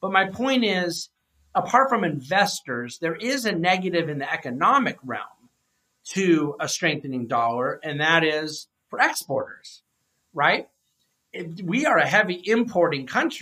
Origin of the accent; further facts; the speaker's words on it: United States; I'm an American.